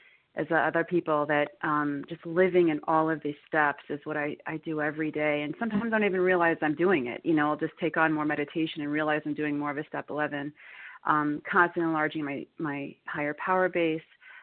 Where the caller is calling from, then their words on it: New York, United States; I'm calling from New York.